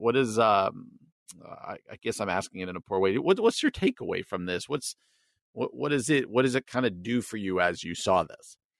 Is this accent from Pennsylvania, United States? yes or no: no; New Jersey, United States; I grew up in New Jersey, outside of New York City